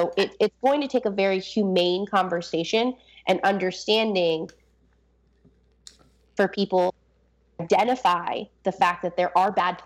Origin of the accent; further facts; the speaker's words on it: Baltimore, Maryland, United States; I grew up in Baltimore